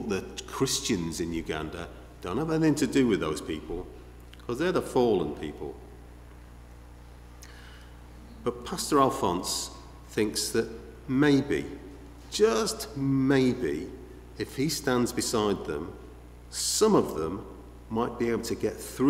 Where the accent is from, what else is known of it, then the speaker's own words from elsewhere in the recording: Liverpool, North West England, United Kingdom; you may have picked up my accent, I don't know. I don't know if it's obvious. I haven't got an accent. I'm from Liverpool